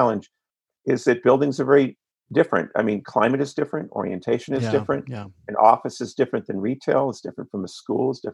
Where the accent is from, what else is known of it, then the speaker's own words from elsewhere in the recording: East Coast, United States; moved away as an adult; also born or lived in Los Angeles; I grew up on the East Coast